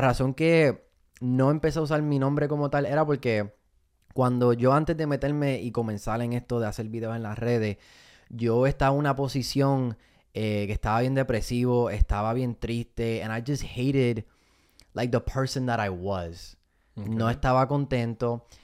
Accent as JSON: {"language": "Spanish", "town": "Fajardo", "country": "Puerto Rico", "tie": "born or raised there", "also_born_or_lived": "Miami", "moved": "yes", "lives_now": "United States", "said": "Me montan en un avión y me voy para Fajardo, Puerto Rico"}